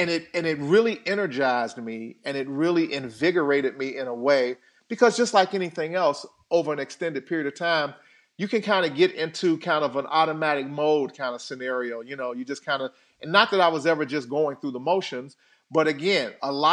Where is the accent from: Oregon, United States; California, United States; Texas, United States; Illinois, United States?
Illinois, United States; Chicago; I was bullied as a kid growing up on the South Side of Chicago. Had my lunch money taken from me going back and forth home from school.